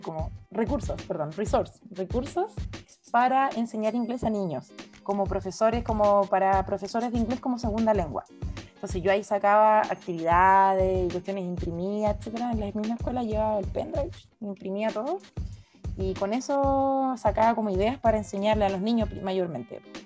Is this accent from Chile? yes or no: yes; Temuco, Araucanía, Chile; also born or lived in Japan; yo como soy de Temuco